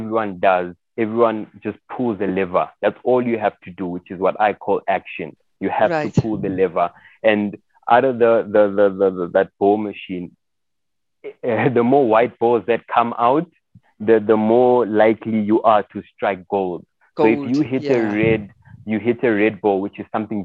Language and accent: English; Johannesburg, Gauteng, South Africa; also born or lived in Congo / Soweto; I grew up in Johannesburg CBD